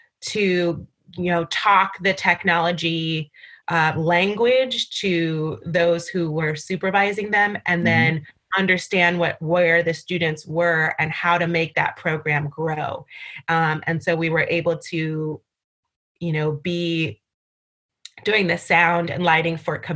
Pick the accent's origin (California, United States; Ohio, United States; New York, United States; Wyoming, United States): New York, United States; New York City; also born or lived in Barbados; I grew up in New York City, so I was going to go back home